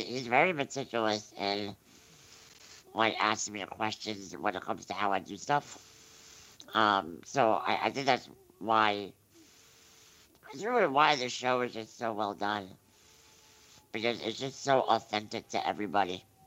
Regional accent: New Jersey, United States; I'm from New Jersey

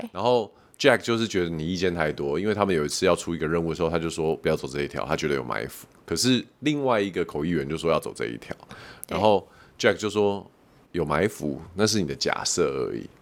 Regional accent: Taiwan; 我们台湾人

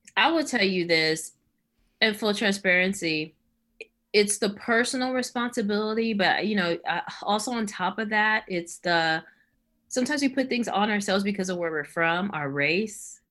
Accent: Los Angeles, California, United States; moved away; I'm from Los Angeles originally.

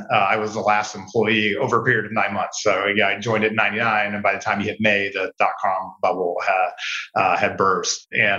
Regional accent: West Virginia, United States; up about a half an hour outside of Charleston. So Charleston's the capital, a couple 100,000 people tops, but it gets rural really fast. So we basically grew up backing up to, I don't know, a couple tens of thousands of acres of woods.

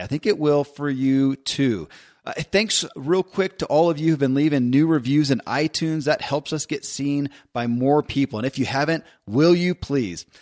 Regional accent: Kentucky, United States; born or raised there

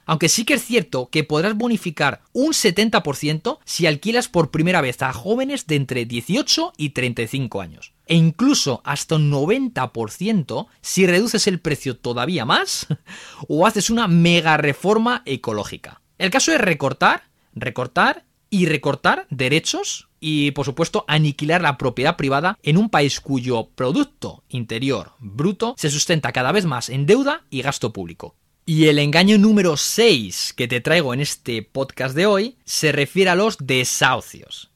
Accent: Spain; somos el país de la Unión Europea

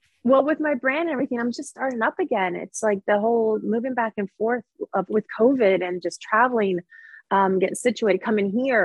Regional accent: Charleston, South Carolina, United States; I'm from South Carolina, Charleston, and you look tanner than me.

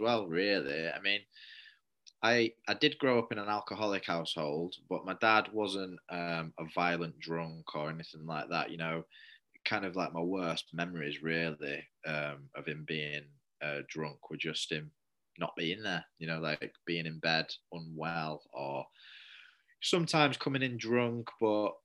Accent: Manchester, North West England, United Kingdom; moved away as an adult; also born or lived in Leeds; I come from a place called Manchester, and Manchester, they call it the rainy city. So I just thought that was miserable because I lived in the rainy city.

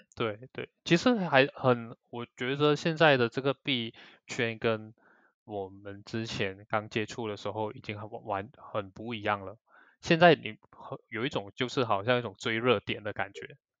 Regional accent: Malaysia; 我们马来西亚这边

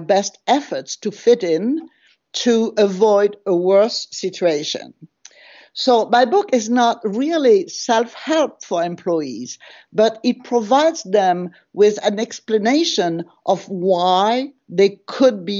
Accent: France; accent: French; English is a second language; moved away as an adult; now in United States; my French accent, even after 30 years in the United States.

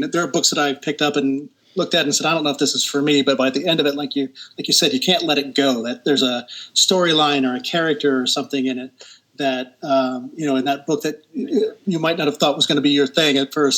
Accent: Lima, Ohio, United States; I'm originally from Lima

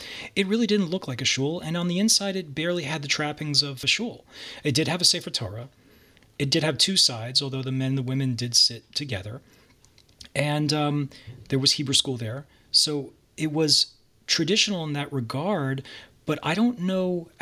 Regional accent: Piscataway, New Jersey, United States; born in New Jersey and grew up pretty much in Piscataway, New Jersey in the 1980s

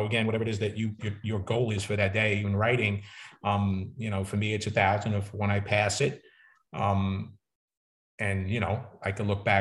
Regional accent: New York City, New York, United States; accent: New York; people from Brooklyn, I grew up with a lot of colorful characters, who had their own language, right? The street language and people talk, and I still can't get rid of my New York accent

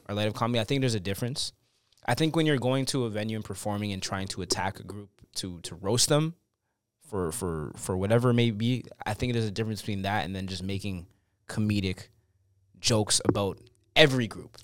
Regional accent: Canada; growing up in Canada is a blessing

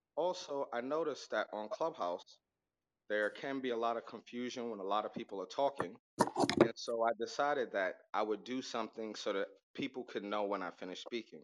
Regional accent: New York City, New York, United States; also born or lived in Las Vegas; I was born in Las Vegas. I was raised in Harlem

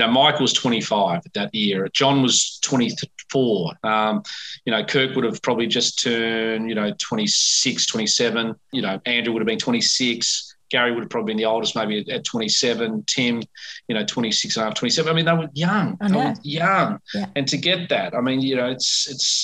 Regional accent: Melbourne, Victoria, Australia; it's my hometown

